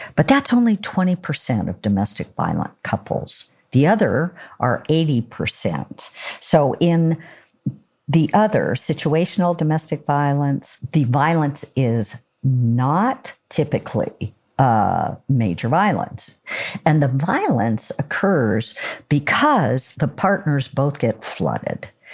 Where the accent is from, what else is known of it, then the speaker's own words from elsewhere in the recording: Oregon, United States; I'm from Oregon